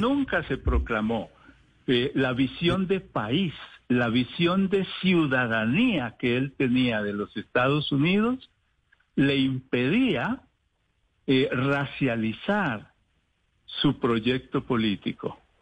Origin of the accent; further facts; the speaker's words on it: Colombia; somos africanos colombianos, africanos por nuestros orígenes biológicos y culturales y colombianos por la nación en la que nos tocó eh, vivir y nos tocó construir